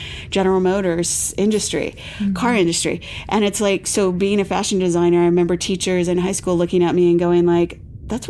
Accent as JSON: {"language": "English", "town": "Defiance", "region": "Ohio", "country": "United States", "tie": "born or raised there", "moved": "yes", "lives_now": "Massachusetts, United States", "said": "I'm originally from Ohio. So I grew up with like more of a Midwestern mentality"}